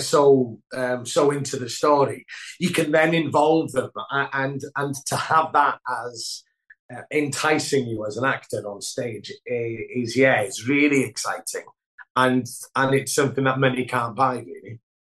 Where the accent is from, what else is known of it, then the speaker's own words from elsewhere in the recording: Wales, United Kingdom; first language Welsh; English is a second language; moved away as an adult; my first language is Welsh